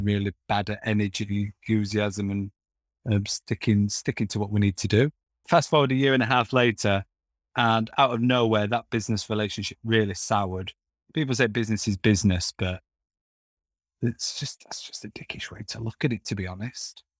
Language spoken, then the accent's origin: English; Castleford, Yorkshire and the Humber, United Kingdom; moved away; I'm originally from Castleford